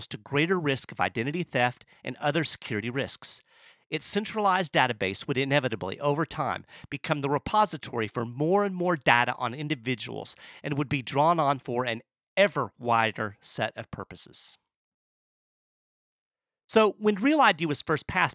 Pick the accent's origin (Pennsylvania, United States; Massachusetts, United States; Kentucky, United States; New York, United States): Kentucky, United States; my home state of Kentucky